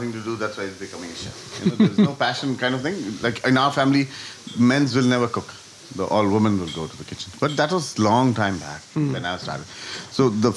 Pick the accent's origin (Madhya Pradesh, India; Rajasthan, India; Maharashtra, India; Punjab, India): Madhya Pradesh, India; Gwalior; now in Dublin, Ireland; they still have those shops in India, in Gwalior, in my hometown